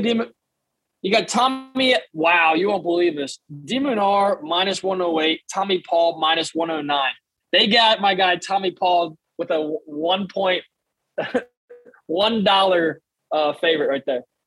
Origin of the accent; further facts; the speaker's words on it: United States; a American tennis fan myself